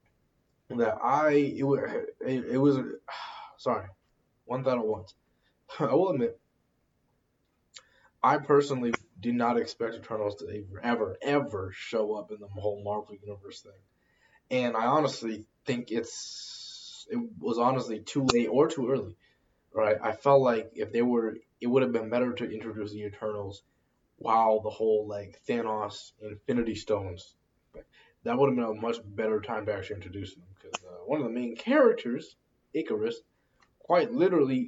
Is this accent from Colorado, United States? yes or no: no; near Buffalo, New York, United States; also born or lived in Boston, Massachusetts; I was born in Boston, grew up in New York, near Buffalo